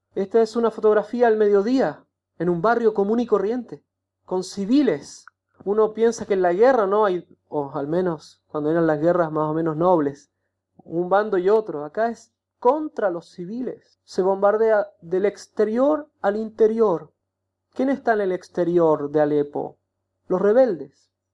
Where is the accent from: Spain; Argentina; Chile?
Chile; moved away as an adult; now in Aleppo, Syria; soy de Chile